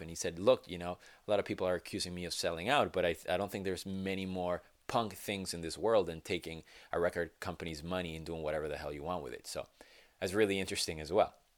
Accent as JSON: {"language": "English", "country": "Venezuela", "tie": "born or raised there", "moved": "yes", "lives_now": "United States", "said": "I am from Venezuela, born and raised, and it's my home, my home country"}